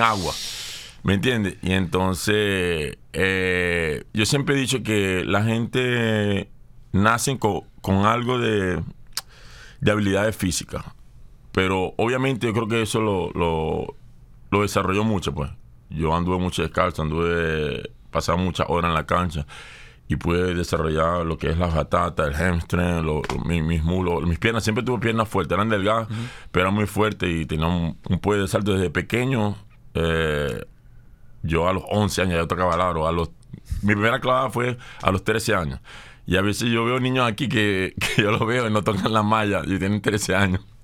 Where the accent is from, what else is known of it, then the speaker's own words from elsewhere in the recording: Barcelona, Anzoátegui, Venezuela; Yo soy de Tronconal